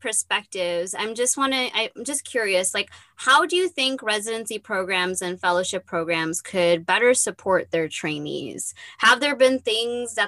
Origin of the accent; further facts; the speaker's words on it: Michigan, United States; moved away; also born or lived in Detroit; I'm from Michigan